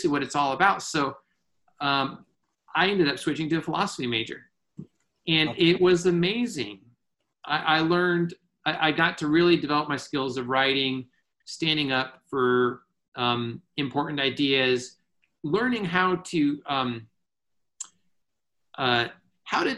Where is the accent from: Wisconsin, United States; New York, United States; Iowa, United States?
Iowa, United States; moved away as an adult; also born or lived in Minneapolis; I grew up in Iowa and went to the University of Northern Iowa